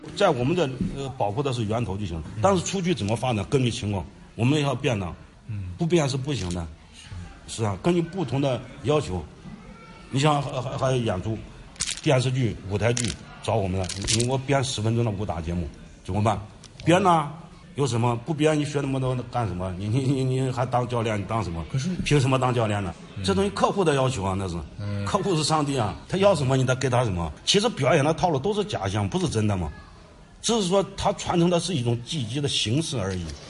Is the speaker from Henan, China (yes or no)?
yes; Henan, China; accent: Henan dialect; 你现在用我们河南话，那叫劈柴